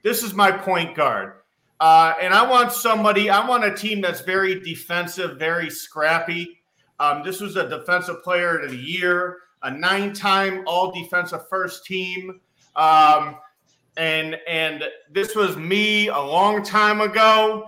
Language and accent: English; Chicago, Illinois, United States; growing up in Chicago.